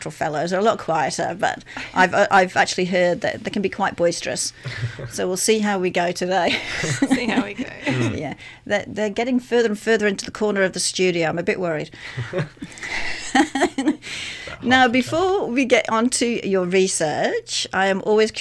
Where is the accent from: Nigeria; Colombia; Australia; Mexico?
Australia; Sydney, New South Wales; moved away; I'm from Sydney.